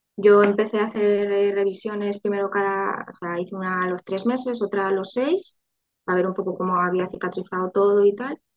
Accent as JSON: {"language": "Spanish", "town": "Valencia", "region": "Valencian Community", "country": "Spain", "also_born_or_lived": "Madrid", "said": "quiero crear una familia mm, en mi, ciudad y tal y cual, pues nos, nos volvimos a Valencia"}